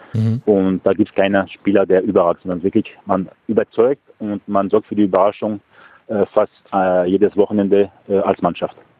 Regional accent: France; als Franzose

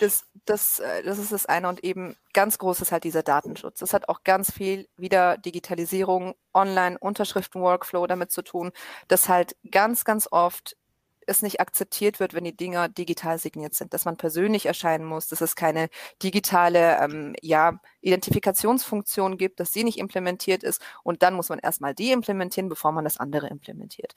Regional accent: Stuttgart, Baden-Württemberg, Germany; ich komme aus Stuttgart

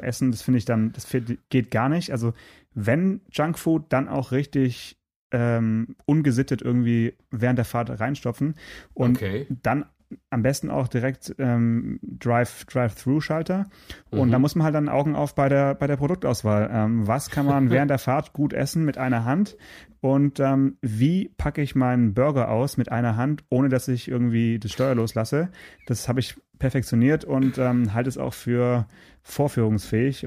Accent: Swabia, Germany; hier bei uns im Schwabenland

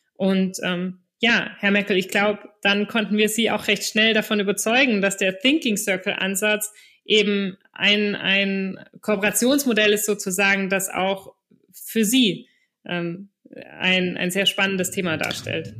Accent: Stuttgart, Baden-Württemberg, Germany; moved away; also born or lived in Düsseldorf / Hamburg / Belgium / Reutlingen; ich komme selber aus der Stuttgarter Region und habe in Düsseldorf, Hamburg, Belgien und sonst wo gewohnt

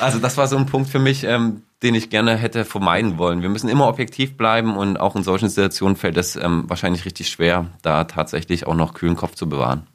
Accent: Thuringia, Germany; moved away as an adult; also born or lived in Frankfurt am Main; ich komme eigentlich gebürtig aus Thüringen

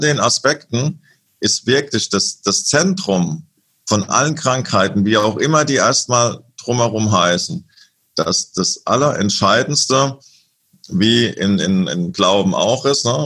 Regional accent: Lorsch, Hesse, Germany; moved away; in meiner alten Heimatstadt Lohr

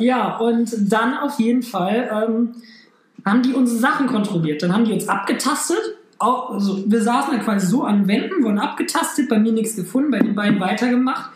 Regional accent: Germany; ich bin aus Deutschland

